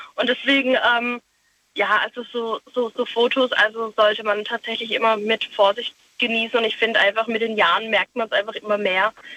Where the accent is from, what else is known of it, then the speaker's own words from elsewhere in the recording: Pforzheim, Baden-Württemberg, Germany; Ich komme aus Pforzheim